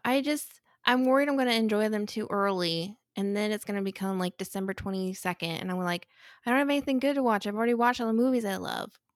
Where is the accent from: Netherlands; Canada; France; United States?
United States; St. Louis, Missouri; I grew up watching it because I'm from Saint Louis